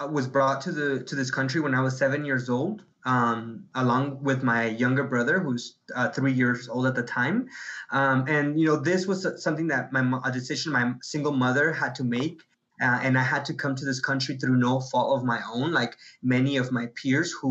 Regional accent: Guadalajara, Jalisco, Mexico; now in United States; Yeah, um, I was born in Guadalajara, Guadalajara, Mexico. Um, younger brother and I both my mom was born in Guadalajara we're all from Guadalajara we're Halicien-

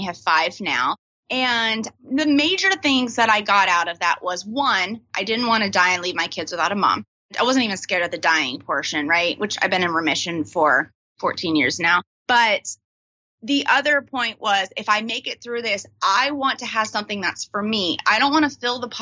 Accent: Texas, United States; now in Washington, D.C., United States; I'm actually from Texas.

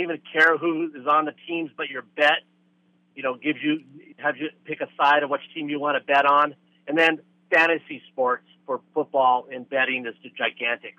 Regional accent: West Covina, California, United States; moved away; I grew up in West Covina, not not too far from you

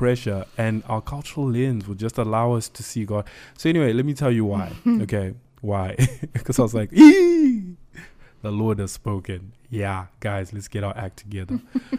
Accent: Zimbabwe; We come from Zim. So I know that there's a certain way we can think when we come from that kind of background.

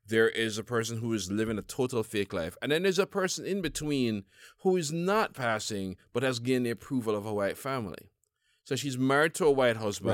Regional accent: Jamaica; now in United States; as a Jamaican

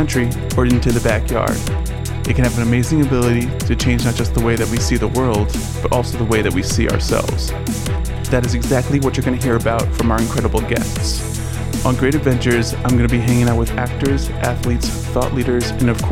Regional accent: Maine, United States; moved away; also born or lived in Massachusetts; I grew up in Maine, you know, spent summers on a farm in Massachusetts

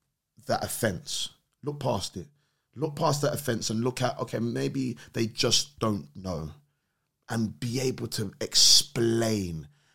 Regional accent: London, United Kingdom; born there; Oh, man's from London. I was born here.

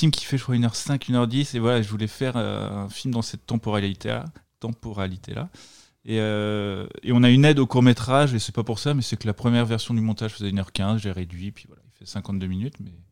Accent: Brittany, France; bah, j'ai 36 ans maintenant, donc je suis né en 1986 en Bretagne.

